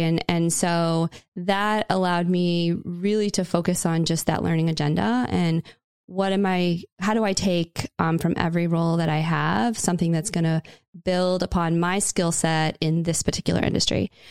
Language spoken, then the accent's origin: English; Indiana, United States; Indiana, which was my, my home state